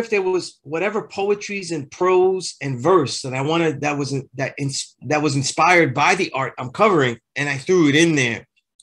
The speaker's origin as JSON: {"language": "English", "town": "New York City", "region": "New York", "country": "United States", "said": "I'm from Sunset Park."}